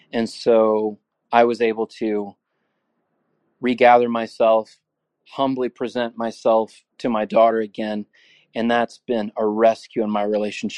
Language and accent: English; San Antonio, Texas, United States; I'm from San Antonio, Texas.